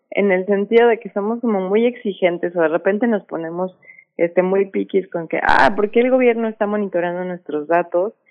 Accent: Mexico; o como ciudadanos mexicanos tendríamos que, aún estamos adhiriendo a su política

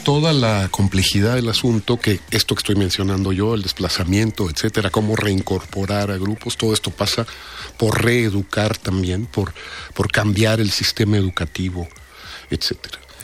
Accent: Mexico; los mexicanos, los científicos mexicanos

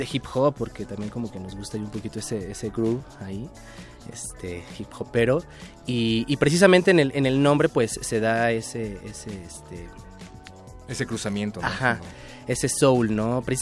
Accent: Mexico; somos latinos, todos somos, este, somos mexicanos

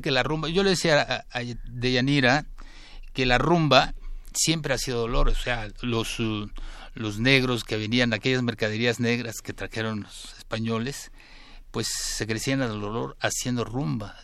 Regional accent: Jáltipan, Veracruz, Mexico; Soy jaltipaneco, sí. Soy de la parte del Sotavento, de la parte del sur, del sur sureste de Veracruz pues, del lado del Golfo de Coaxacualcos, pero mi pueblo se llama Jaltipan

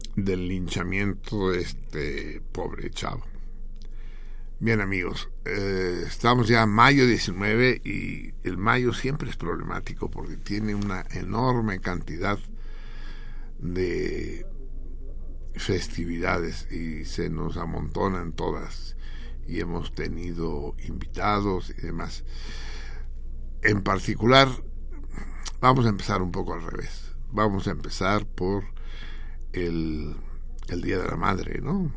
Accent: Mexico; como mexicanos

